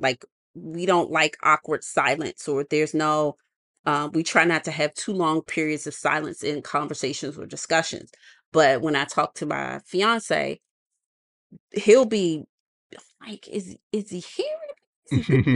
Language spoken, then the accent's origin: English; United States; us being American